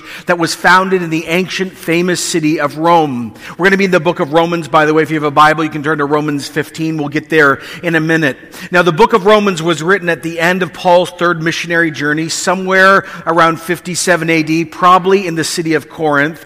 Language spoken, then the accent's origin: English; Canada